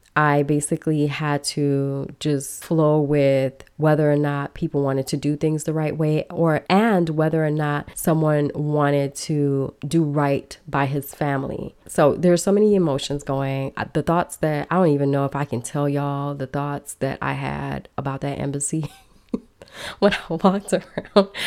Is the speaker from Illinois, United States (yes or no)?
yes; Chicago, Illinois, United States; also born or lived in Miami / Minneapolis / Los Angeles; now in Belize; I grew up in Chicago, a big city